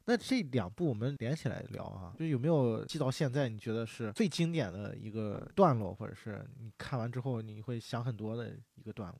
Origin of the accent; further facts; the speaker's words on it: China; 我们中国人也是讲究人情嘛